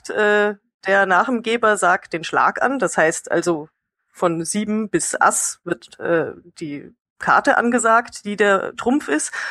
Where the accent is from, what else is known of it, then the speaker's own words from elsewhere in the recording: Bavaria, Germany; kommt aus meiner Heimat Bayern oder auch Tiroler Gegend